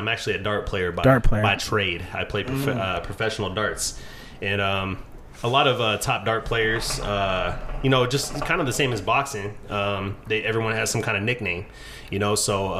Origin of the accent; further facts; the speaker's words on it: San Bernardino, California, United States; I'm from San Bernardino, California.